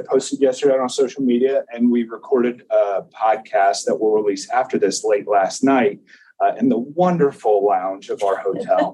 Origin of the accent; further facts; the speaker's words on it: Indiana, United States; moved away; It's always good to be back in my home state. I am a Hoosier.